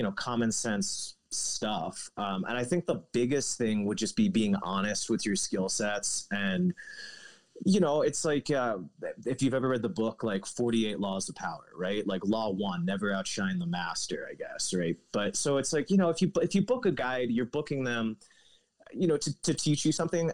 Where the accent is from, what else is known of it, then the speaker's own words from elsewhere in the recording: District of Columbia, United States; moved away as an adult; also born or lived in Montana / Seattle, Washington; now in New Mexico, United States; growing up outside of DC